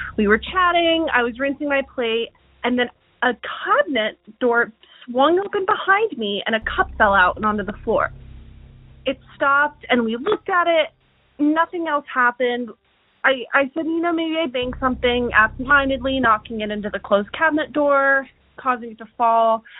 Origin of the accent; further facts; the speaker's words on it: Hershey, Pennsylvania, United States; now in Pittsburgh, United States; Hershey, uh, which is where I grew up